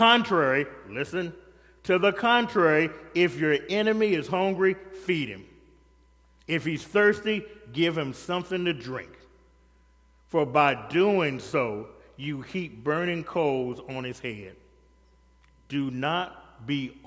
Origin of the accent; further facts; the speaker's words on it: the South, United States; I'm from the South